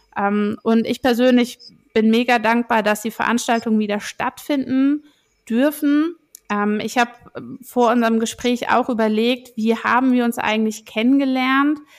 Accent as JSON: {"language": "German", "area": "Rheinhessen", "region": "Rhineland-Palatinate", "country": "Germany", "tie": "born or raised there", "said": "Ich bin selbst in Rheinhessen groß geworden"}